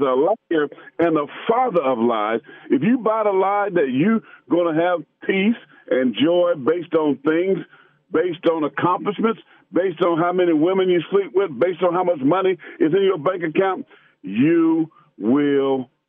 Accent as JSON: {"language": "English", "town": "Pageland", "region": "South Carolina", "country": "United States", "tie": "born or raised there", "said": "I grew up in Pageland, South Carolina"}